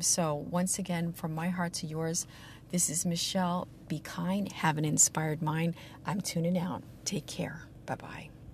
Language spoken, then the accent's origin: English; the Ozarks, southern Missouri, United States; moved away as an adult; now in San Diego, United States; I grew up on a farm in southern Missouri uh, in the Ozarks